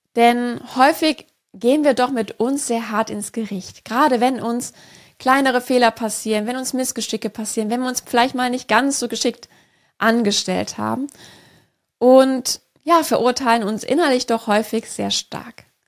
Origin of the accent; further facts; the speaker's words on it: Rhineland, Germany; Ich bin gebürtige Rheinländerin